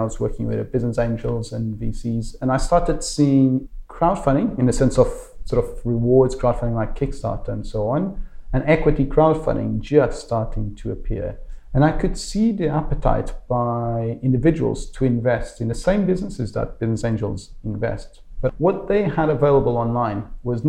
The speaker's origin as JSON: {"language": "English", "region": "Lisbon", "country": "Portugal", "tie": "born or raised there", "moved": "as an adult", "lives_now": "London, United Kingdom", "said": "So I'm Portuguese. I was born and raised in Lisbon, where I studied an engineering degree, and then eventually moved to the UK about 14 years ago"}